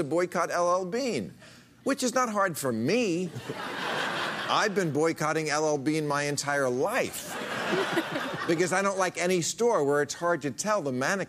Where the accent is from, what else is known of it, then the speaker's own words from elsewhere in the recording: New Jersey, United States; I'm from New Jersey